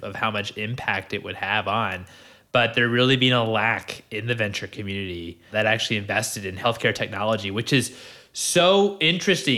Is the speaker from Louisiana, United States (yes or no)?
no; Maryland, United States; I'm from Maryland originally